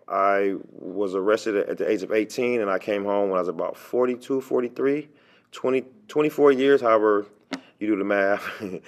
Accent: Pittsburg, California, United States; We are in California. And my hometown is Pittsburgh, California, the Bay Area.

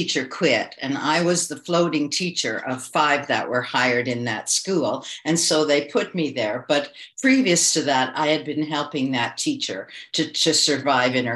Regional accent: Toronto, Ontario, Canada; moved away as an adult; also born or lived in China; So I'm from Toronto, Canada. I was born here and I'm back here. During the last 20 years, I lived in China for 15 years

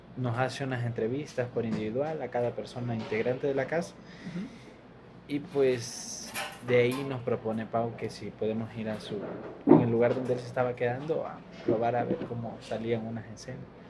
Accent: Palenque, Chiapas, Mexico; also born or lived in Honduras; nosotros venimos de Honduras, crecimos en Palenque

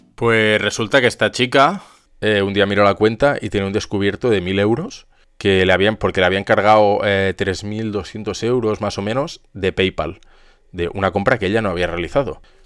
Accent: Zaragoza, Aragon, Spain; yo soy de aquí de Zaragoza

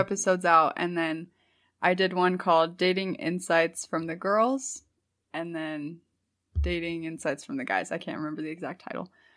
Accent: St. Louis, Missouri, United States; moved away as an adult; also born or lived in California; now in Utah, United States; I grew up in Missouri

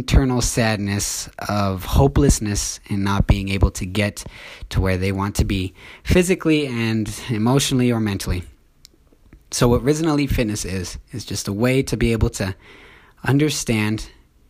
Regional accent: Orem, Utah, United States; I'm from Orem, Utah. I've lived here my whole life

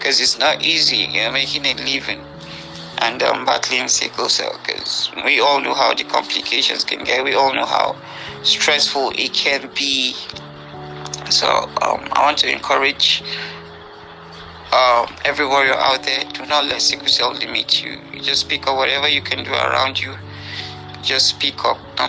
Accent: Nigeria; I'm from Nigeria. I'm currently based in Abuja

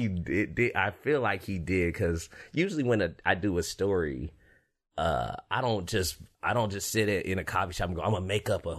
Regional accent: Fresno, California, United States; moved away; growing up in Fresno

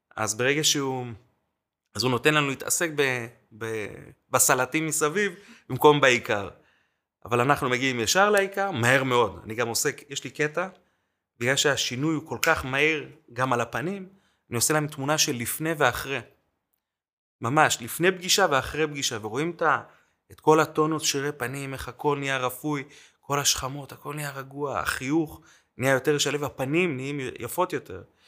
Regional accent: Jerusalem, Jerusalem District, Israel; also born or lived in Mexico City, Mexico; עכשיו אני ירושלמי

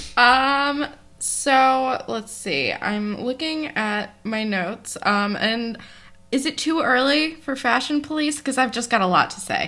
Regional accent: East Coast, United States; I am Jewish and from the East Coast, and that's what we do here

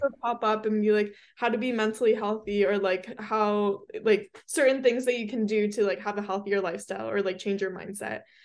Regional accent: Hermosa Beach, California, United States; I'm from Hermosa

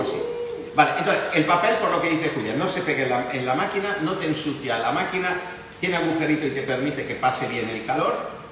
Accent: Italy; now in Spain; como italiano

